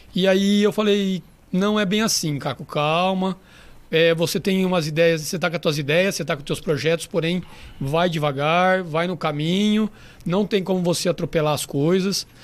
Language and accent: Portuguese; Mirassol, São Paulo, Brazil; born or raised there; also born or lived in São José do Rio Preto, Brazil / Madrid, Spain